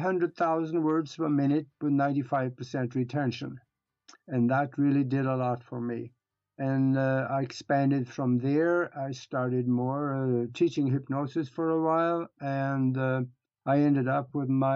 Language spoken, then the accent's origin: English; Norway; first language Norwegian; English is a second language; moved away as an adult; now in United States; I was born and raised in Europe, in Northern Europe, up in Norway. And I grew up on a farm